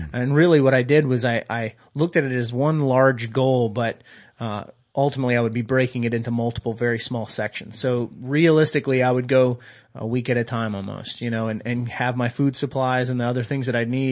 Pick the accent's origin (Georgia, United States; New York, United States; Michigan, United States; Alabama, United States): Georgia, United States; I am from Georgia and, Coca-Cola is king down there